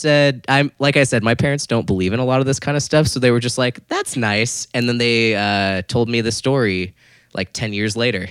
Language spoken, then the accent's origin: English; Florida, United States; I grew up in Florida.